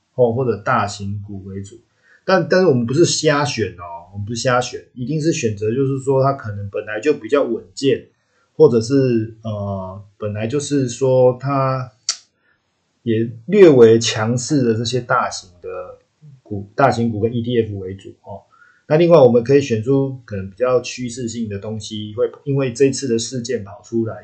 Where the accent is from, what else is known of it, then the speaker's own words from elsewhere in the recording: Taiwan; 我们台湾这边